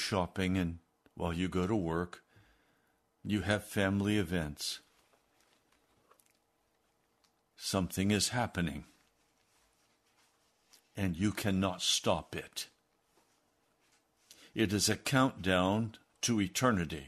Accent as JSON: {"language": "English", "town": "Denver", "region": "Colorado", "country": "United States", "tie": "born or raised there", "said": "I was born in 1945 in Denver, Colorado"}